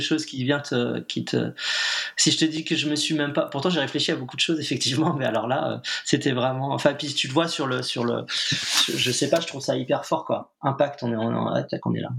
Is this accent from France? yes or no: yes; Nantes, Pays de la Loire, France; je suis nantais